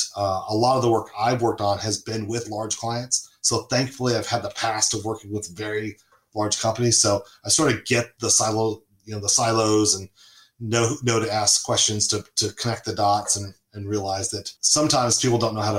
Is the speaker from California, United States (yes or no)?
yes; Southern California, United States; moved away as an adult; also born or lived in Charlotte, North Carolina; I grew up in Southern California